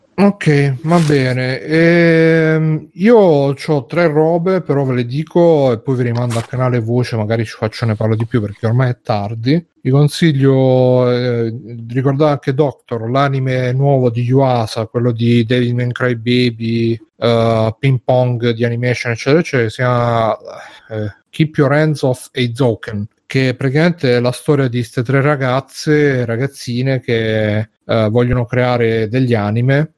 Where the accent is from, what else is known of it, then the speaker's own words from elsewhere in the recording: Italy; sono italiano